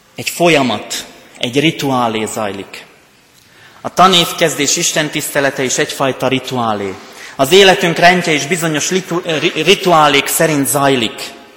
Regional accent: Rimavská Sobota, Banská Bystrica Region, Slovakia; accent: Palóc; also born or lived in Pécs; now in Kecskemét, Hungary; Én onnan jövök. Ennek köszönhető a palóc tájszólásom, nyelvjárásom

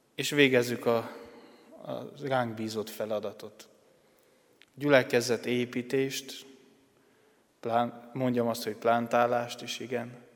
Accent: Acâș, Satu Mare County, Romania; moved away as an adult; also born or lived in Cluj-Napoca, Romania / Budapest, Hungary; now in Harta, Hungary; Erdélyből származom, vagyis Palciumból, Szatmár németi mellett levő, hát községből nevezhetem így nem falu, mert hozzá tartozik még két falucska, Ákosnak hívják ezt a községet. Ö, ott nőttem fel

